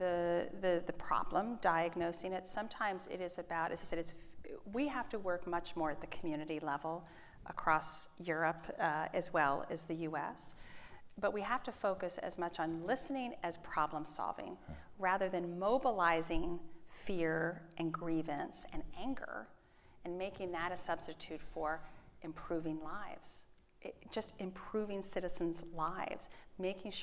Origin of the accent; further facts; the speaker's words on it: Pennsylvania, United States; I'm from Pennsylvania